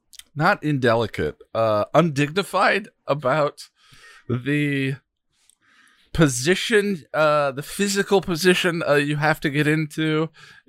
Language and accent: English; Colorado, United States; now in New York, United States; I'm not in Colorado. I'm in New York. But anyway, back to the butt chugging question. I you know growing up in Colorado, going to college in Colorado State University, a lot of partying.